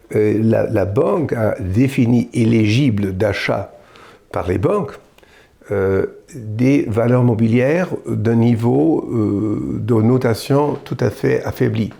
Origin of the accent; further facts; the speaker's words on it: Germany; en tant qu'Allemand